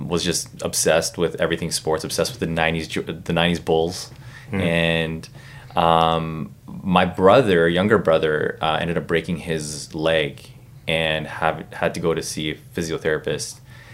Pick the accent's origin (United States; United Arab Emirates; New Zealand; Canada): Canada; Burnaby, British Columbia; I grew up in Burnaby